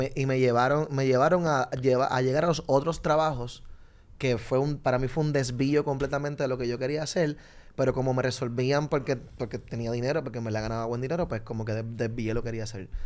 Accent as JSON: {"language": "Spanish", "country": "Puerto Rico"}